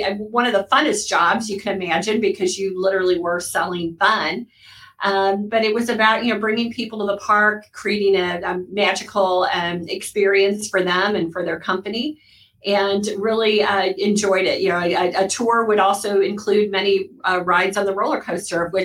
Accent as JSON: {"language": "English", "area": "near St. Louis", "region": "Missouri", "country": "United States", "tie": "born or raised there", "moved": "yes", "lives_now": "Sarasota, United States", "said": "I was born and raised in the Midwest in a little German town about 10 miles outside of St. Louis, Missouri"}